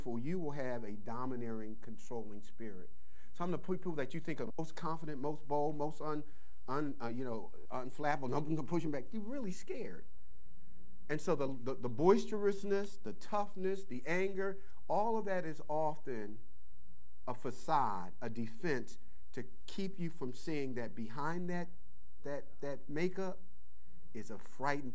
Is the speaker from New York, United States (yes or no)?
no; Philadelphia, Pennsylvania, United States; moved away; I'm from Philly.